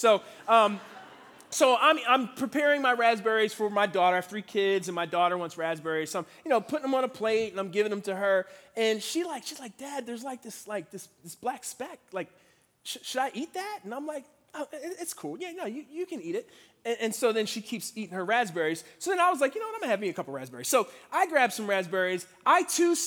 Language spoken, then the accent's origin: English; Philadelphia, Pennsylvania, United States; now in Washington, DC, United States; I grew up in Philadelphia, Pennsylvania. That's where I'm from